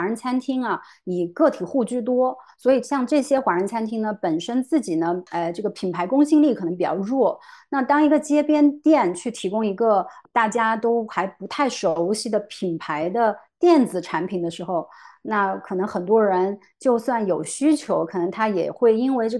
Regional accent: China; now in United States; 我认为我来美国做这个共享充电宝这件事情，还是有很多作为中国人的优势的

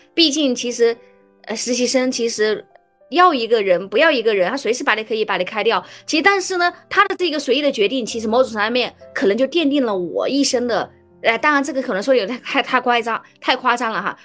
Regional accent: Hubei, China; 因为我是湖北人嘛，我的大学同学他们，啊，大多是湖北人

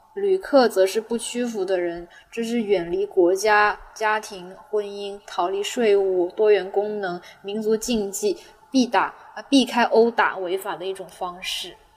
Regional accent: Guangzhou, Guangdong, China; first language Cantonese; Chinese is a second language; also born or lived in Nanjing; 我生在大城市

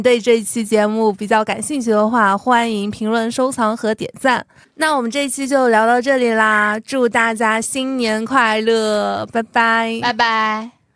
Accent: Xinyu, Jiangxi, China; moved away; 去我的家乡，江西新余仙女湖

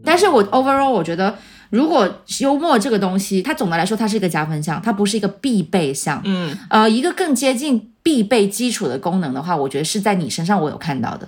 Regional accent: Shenzhen, Guangdong, China; 我在深圳出生长大，然后我没有离开过这个环境

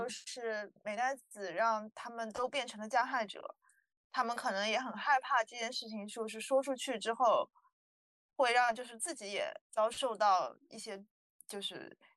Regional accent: Japan; Chinese is a second language; 我日本人确实是不愿意麻烦别人。

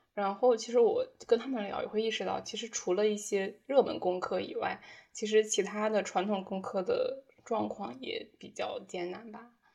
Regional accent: northern China, China; moved away as an adult; 当时我在自己家乡的一个新媒体公司实习。那其实我的家乡呢，已经是北方的一个比较大型的工业城市了

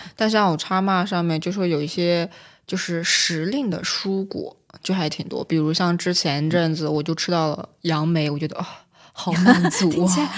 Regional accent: China; 自己就作为一个中国人

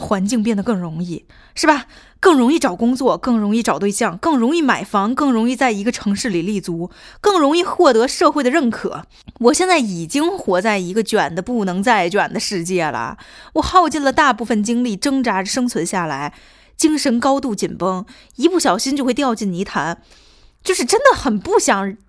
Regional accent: Tianjin, China; 作为一个天津人

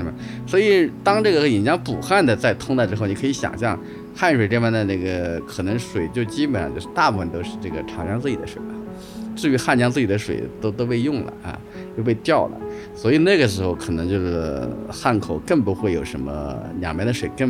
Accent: China; 这个我们中国人想出来这种办法

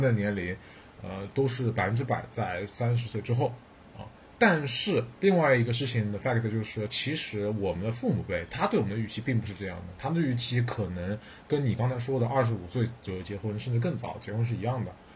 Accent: Yangtze River Delta, China; 我们三个都是九五后嗯，然后出生在长三角

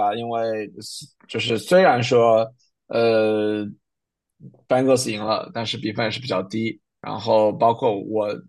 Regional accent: Canada; 是我们加拿大人啊

